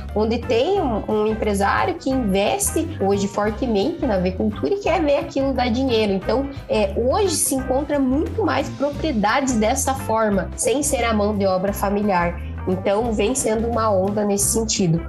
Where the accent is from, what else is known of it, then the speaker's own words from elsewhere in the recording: Paraná, Brazil; sou natural do Paraná